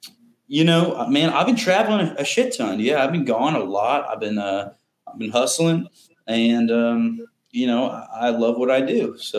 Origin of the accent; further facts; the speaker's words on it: Kansas City, Missouri, United States; Well, try growing up in Kansas City.